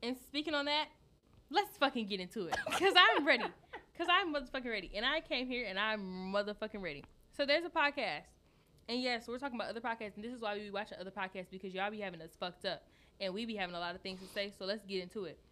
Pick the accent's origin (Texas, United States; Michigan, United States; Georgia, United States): Michigan, United States; Detroit; I'm from Detroit